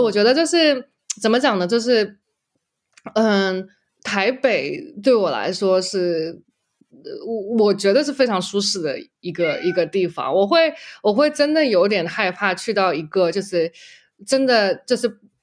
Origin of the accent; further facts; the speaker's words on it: Shanghai, China; moved away as an adult; also born or lived in Los Angeles / Berkeley; now in United States; 我是从上海来的